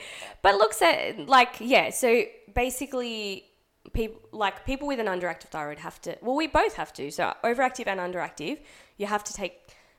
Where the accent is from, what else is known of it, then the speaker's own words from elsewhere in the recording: Australia; also born or lived in Pakistan; So I was born here